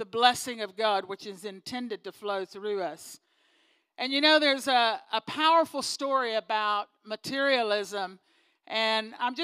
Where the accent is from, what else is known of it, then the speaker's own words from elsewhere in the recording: Texas, United States; moved away; I'm from Texas originally